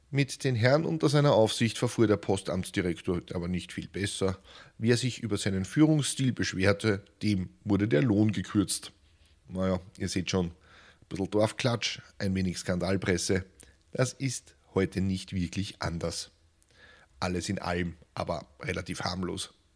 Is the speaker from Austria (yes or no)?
yes; Lower Austria, Austria; einem ungebildeten Barbaren aus Niederösterreich